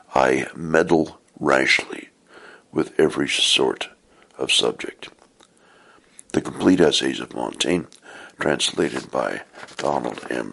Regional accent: Portland, Oregon, United States; I was born and raised in the Church of Jesus Christ of Latter day Saints, also known as the Mormon Church, in Portland, Oregon

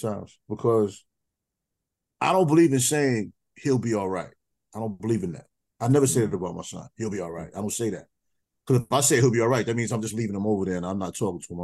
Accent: New York City, New York, United States; I grew up in New York City.

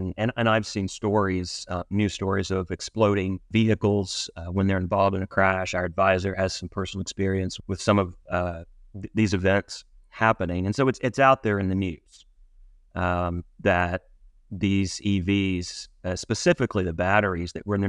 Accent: Mississippi, United States; also born or lived in Cincinnati / Washington, D.C.; now in Fairfax, United States; No, I'm originally from Mississippi.

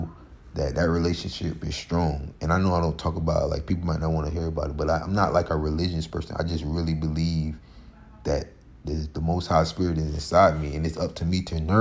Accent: Florida, United States; we're from Florida

